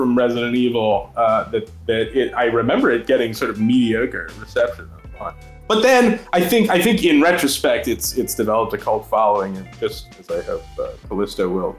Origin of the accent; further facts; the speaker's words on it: Maryland, United States; I was growing up in Maryland at the time